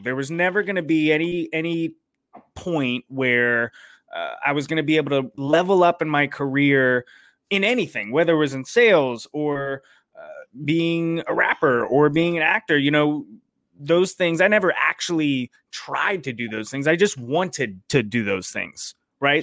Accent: Raleigh, North Carolina, United States; I grew up in Raleigh, North Carolina, uh, which is where I still live.

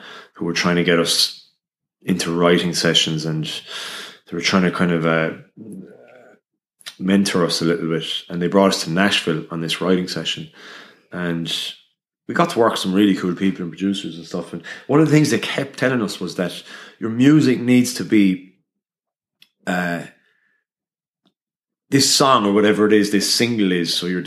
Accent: Limerick, Munster, Ireland; I'm from Limerick City, and I spoke Irish up until the Leaving Cert

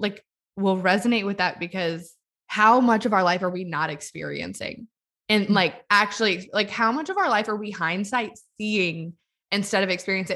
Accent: New Orleans, Louisiana, United States; I'm from New Orleans

